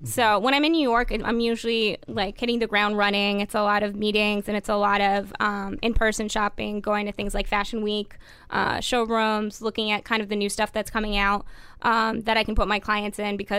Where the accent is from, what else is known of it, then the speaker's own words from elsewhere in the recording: Toronto, Ontario, Canada; Because I'm coming from Toronto. It's we all sound pretty, like, Midwest.